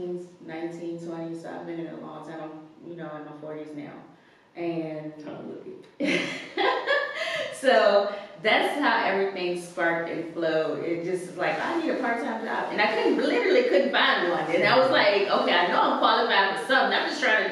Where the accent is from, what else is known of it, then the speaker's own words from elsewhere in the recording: Virginia, United States; also born or lived in Louisa, Virginia / Montpelier, Virginia; I'm from Virginia, but my family is from like Louisa, Montpelier area, so it's got a country. I've got a country girl. but I've lived in the city since elementary school